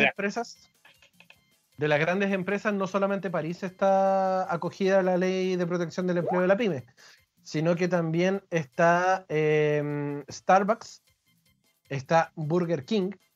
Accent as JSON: {"language": "Spanish", "region": "Santiago Metropolitan Region", "country": "Chile"}